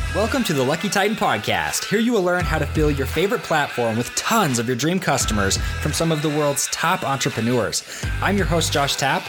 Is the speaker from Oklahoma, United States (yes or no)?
no; Idaho, United States; here in my hometown